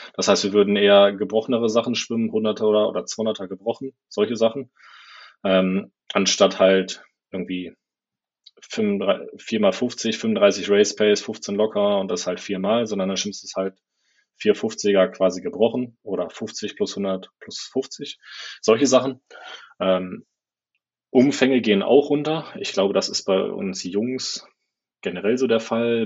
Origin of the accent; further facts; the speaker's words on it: Germany; moved away as an adult; now in Adelaide, Australia; ich als Deutscher